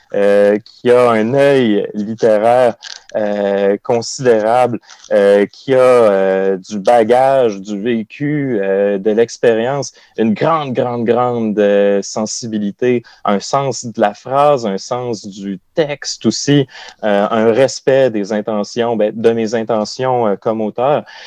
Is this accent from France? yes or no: no; Côte-Nord, Quebec, Canada; la Côte-Nord, qui est ma région natale